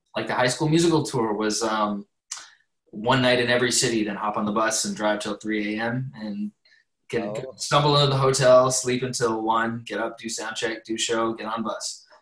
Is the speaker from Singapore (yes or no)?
no; Canada; I'm Canadian